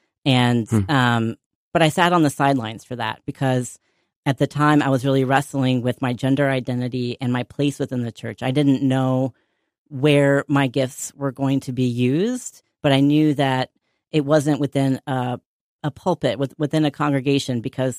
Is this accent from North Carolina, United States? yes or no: yes; North Carolina, United States; I grew up deeply Presbyterian in North Carolina. My family moved around a lot to different cities growing up, but we always ended up at a First Presbyterian church